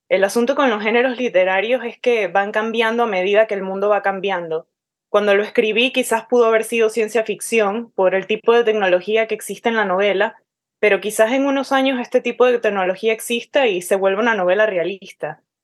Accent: Caracas, Capital District, Venezuela; accent: Caracas; now in United States; viviendo en Estados Unidos hace más de una década, entre tantos latinoamericanos, ya ni mi propio acento es ortodoxamente caraqueño

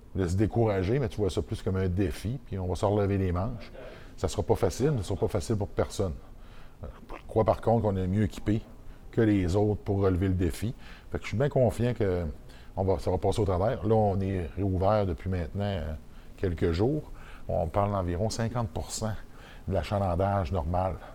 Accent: Côte-Nord, Quebec, Canada; moved away; c'est dans mon village natal. la Côte-Nord

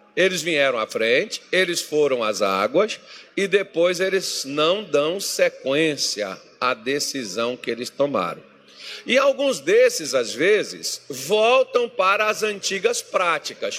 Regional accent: Minas Gerais, Brazil; now in Cuiabá, Brazil; Eu sou mineiro com muito orgulho.

